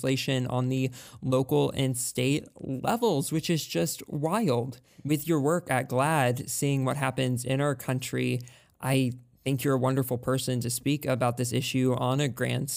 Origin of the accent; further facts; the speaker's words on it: Texas, United States; I'm from Texas